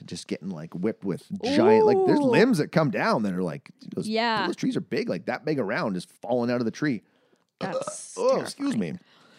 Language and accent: English; Canada; Offended as a Canadian.